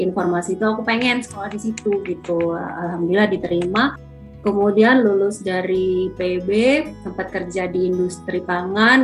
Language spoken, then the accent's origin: Indonesian; Banjarmasin, South Kalimantan, Indonesia; moved away as an adult; now in Sydney, Australia; Saya aslinya dari Banjarmasin. Kebetulan sekarang sedang tinggal di Sydney